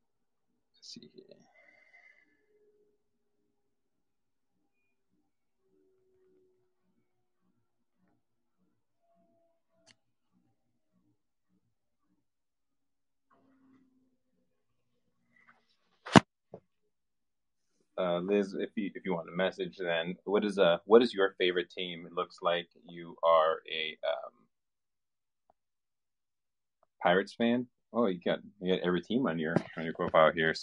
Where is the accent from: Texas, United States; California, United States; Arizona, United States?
California, United States; moved away; I'm from California originally